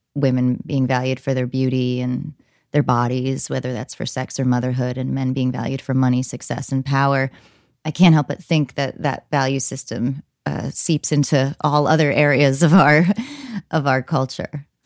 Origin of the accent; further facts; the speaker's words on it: New Jersey, United States; I grew up in New Jersey